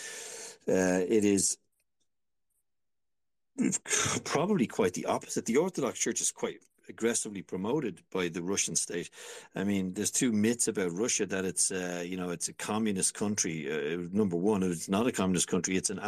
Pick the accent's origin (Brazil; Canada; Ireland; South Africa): Ireland; I'm an Irishman, remember, and I grew up during a war where white Anglo-Celtic Irish people murdered each other in the most brutal ways known to mankind